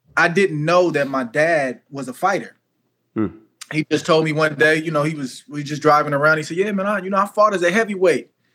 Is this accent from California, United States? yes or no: yes; California, United States; I'm from California